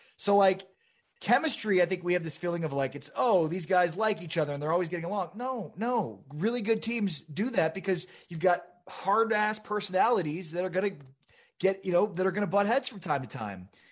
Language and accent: English; Chicago, Illinois, United States; now in Dallas, United States; I grew up in Chicago.